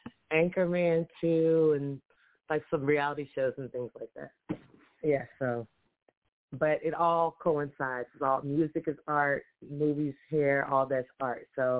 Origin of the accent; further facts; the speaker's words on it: Houston, Texas, United States; moved away as an adult; also born or lived in Atlanta, Georgia; I moved from Atlanta to Houston, where I'm originally from